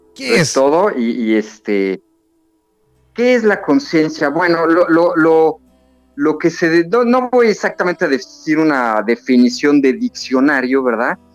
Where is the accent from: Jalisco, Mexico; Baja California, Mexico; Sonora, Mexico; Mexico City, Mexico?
Mexico City, Mexico; moved away as an adult; now in Cancún, Mexico; yo soy de la Ciudad de México, de la capital del país. Sin embargo, ya llevo 19 años viviendo aquí en Cancún